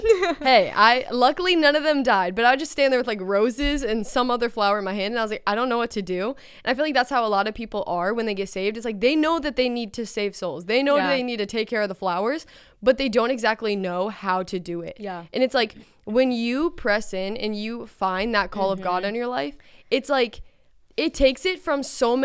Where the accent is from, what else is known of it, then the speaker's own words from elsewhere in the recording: Virginia Beach, Virginia, United States; I'm from Virginia Beach.